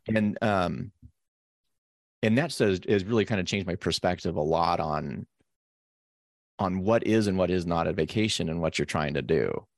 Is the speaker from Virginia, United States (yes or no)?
no; Carson City, Nevada, United States; I grew up in Carson City, Nevada